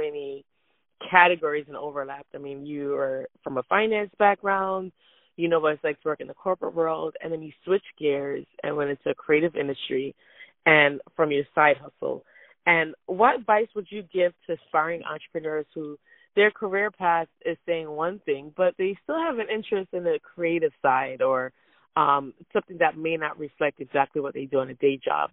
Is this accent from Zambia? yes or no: no; Jamaica; also born or lived in Florida, United States; I grew up, I'm from Jamaica